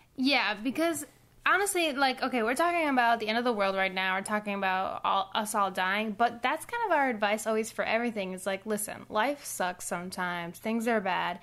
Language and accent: English; Puerto Rico; growing up in Puerto Rico